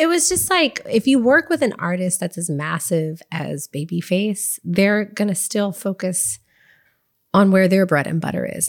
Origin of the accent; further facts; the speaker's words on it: Waco, Texas, United States; moved away as an adult; also born or lived in Dallas-Fort Worth area, Texas / Los Angeles / Nashville; grew up in Waco, Texas, and, like, the Dallas, Fort Worth area.